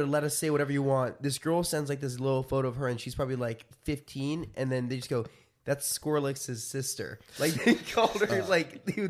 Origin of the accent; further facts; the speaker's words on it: Austria; English is a second language; Hey, guys. … I'm 16 years old, and I'm from Austria.